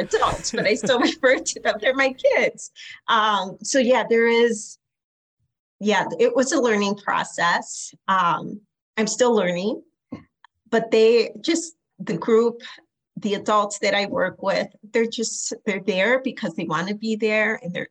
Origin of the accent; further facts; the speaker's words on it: Aurora, Illinois, United States; Born and raised in Aurora. I'm a top cap, grew up on the east side of Aurora, youngest of 8 kids